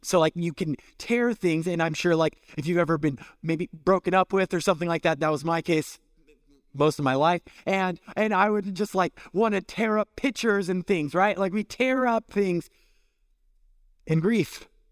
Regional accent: California, United States; moved away; I'm from California

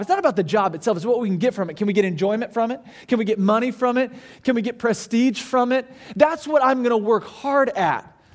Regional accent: Branson, Missouri, United States; now in Orlando, United States; I grew up in Branson, Missouri

